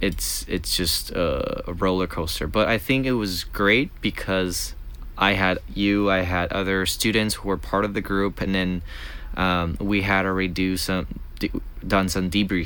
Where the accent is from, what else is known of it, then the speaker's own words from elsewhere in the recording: United States; because I had to, as an American, fly in instead of going through the 20-hour train ride.